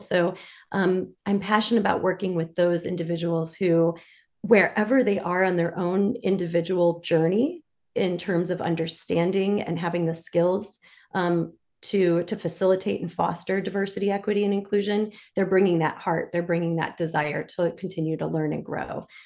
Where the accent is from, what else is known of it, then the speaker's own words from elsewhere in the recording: Detroit, Michigan, United States; moved away as an adult; now in Washington, D.C., United States; I'm originally from Detroit, Michigan